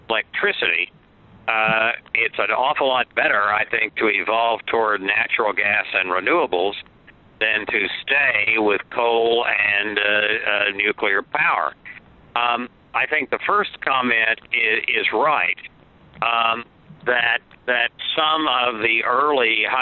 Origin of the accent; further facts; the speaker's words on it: Oklahoma, United States; I grew up in Oklahoma, and I was born there